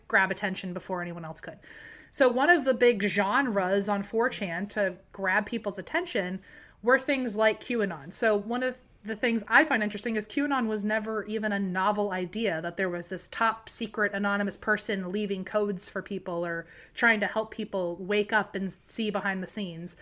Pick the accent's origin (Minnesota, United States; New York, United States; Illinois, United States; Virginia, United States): Virginia, United States; near Charlottesville; Charlottesville isn't too far from my hometown.